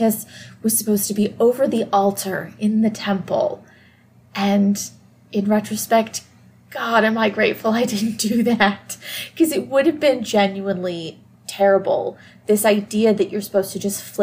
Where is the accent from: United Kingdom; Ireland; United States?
United States; Deep South; I am from the Deep South, and I did grow up surrounded by very conservative, very Christian people